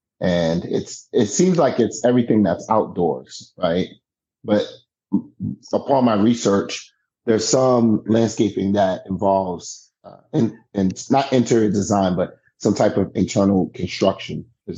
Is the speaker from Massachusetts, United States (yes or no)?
no; New York City, New York, United States; moved away as an adult; also born or lived in Canada / Grimsby, Ontario; Growing up in New York City